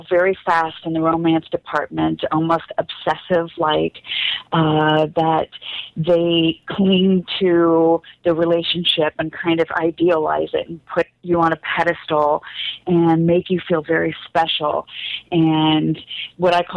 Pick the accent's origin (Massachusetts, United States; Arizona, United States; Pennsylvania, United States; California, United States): California, United States; Los Angeles; also born or lived in Chicago; I was raised in Los Angeles my whole life